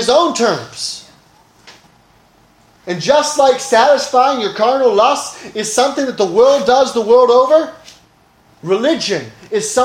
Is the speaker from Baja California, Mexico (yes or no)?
no; Oaxaca, Mexico; moved away; I grew up in Mexico